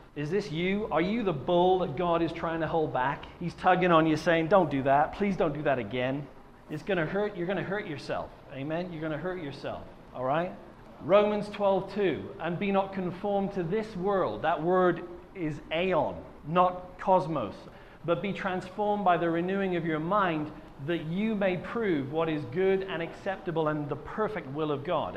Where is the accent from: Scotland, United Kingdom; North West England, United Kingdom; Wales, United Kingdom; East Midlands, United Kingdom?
Wales, United Kingdom; I was from Wales